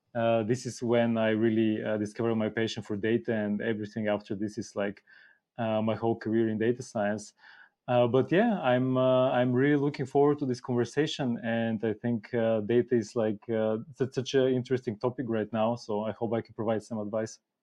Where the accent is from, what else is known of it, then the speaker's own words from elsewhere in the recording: Bulgaria; moved away as an adult; now in Germany; I'm originally from Bulgaria. Have, have lived in Germany for quite a long time now. Came to study in Germany and stayed